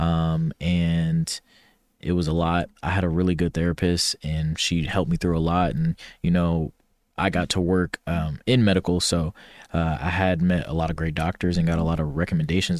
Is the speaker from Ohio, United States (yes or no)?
yes; Ohio, United States; moved away as an adult; born and raised, I'm from Ohio, a big O H